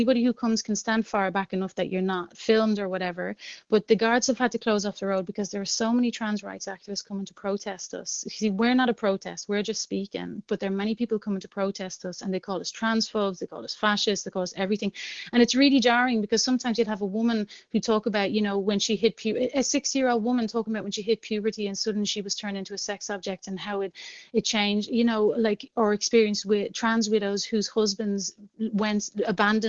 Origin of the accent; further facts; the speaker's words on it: Dublin, Leinster, Ireland; moved away as an adult; now in Brussels, Belgium; I grew up very poor in Jobstown in the 80s